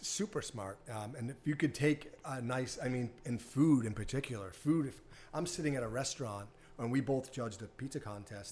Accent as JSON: {"language": "English", "town": "Hanover", "region": "Massachusetts", "country": "United States", "tie": "born or raised there", "also_born_or_lived": "Cohasset, Massachusetts", "said": "I'm from Boston. I grew up in Hanover."}